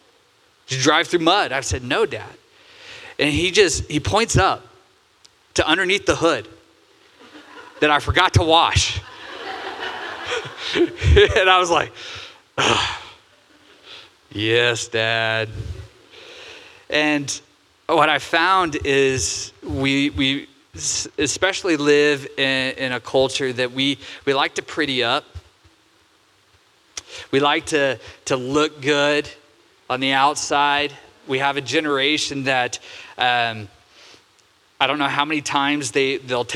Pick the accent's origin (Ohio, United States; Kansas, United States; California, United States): California, United States; Santa Cruz; now in Oregon, United States; Growing up, I grew up in Santa Cruz, California.